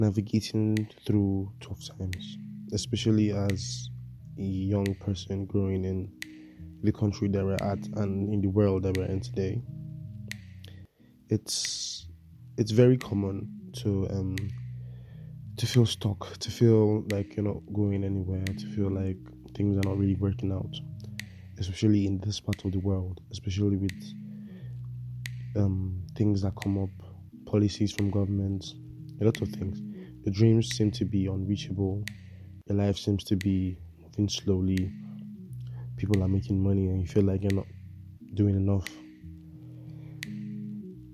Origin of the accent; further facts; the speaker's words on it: Nigeria; As a Nigerian